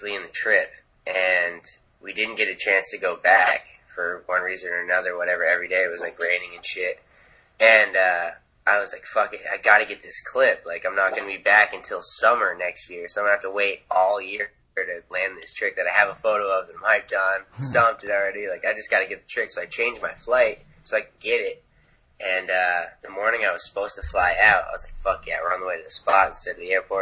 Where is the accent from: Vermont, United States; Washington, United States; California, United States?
Vermont, United States; moved away; I'm from Vermont originally.